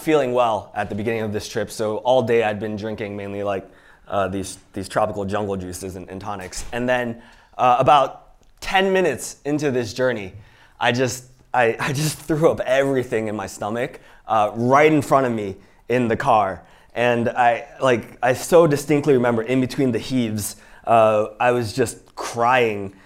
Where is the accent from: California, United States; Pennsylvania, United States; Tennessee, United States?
Pennsylvania, United States; Pittsburgh; also born or lived in Iowa City, Iowa; I actually grew up in Pittsburgh, Pennsylvania